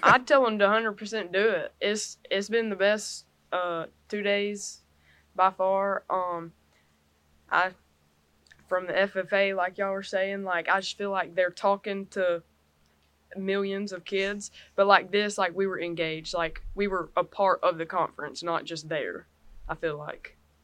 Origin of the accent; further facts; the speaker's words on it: Rehobeth, Alabama, United States; I'm from Rehoboth. It's a little town outside of Dothan